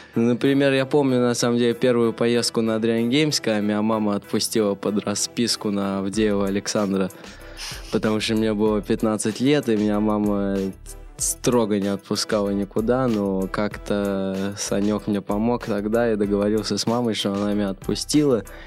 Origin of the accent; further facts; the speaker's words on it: Russia; Я родился в России